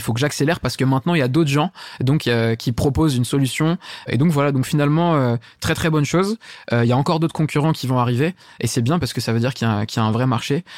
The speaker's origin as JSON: {"language": "French", "town": "Saint-Denis", "region": "Île-de-France", "country": "France", "said": "je viens de Saint-Denis à la base"}